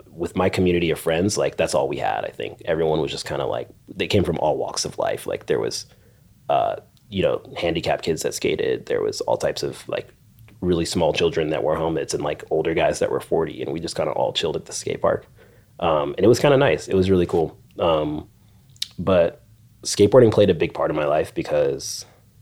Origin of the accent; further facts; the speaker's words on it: Orange County, California, United States; I grew up in Orange County